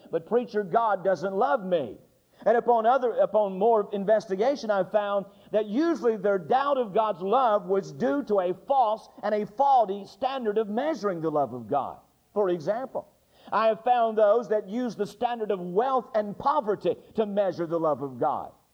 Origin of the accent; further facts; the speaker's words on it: North Carolina, United States; I'm from North Carolina